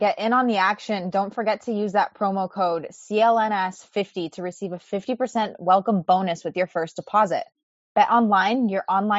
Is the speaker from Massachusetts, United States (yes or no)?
yes; Western Massachusetts, United States; And as some of our listeners may know, I'm from Western Mass.